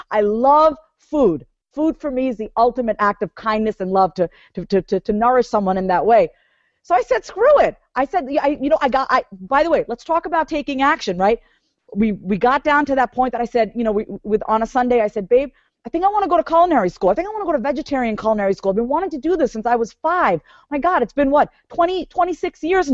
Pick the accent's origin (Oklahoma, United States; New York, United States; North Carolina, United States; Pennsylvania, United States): New York, United States; I was born and raised in New York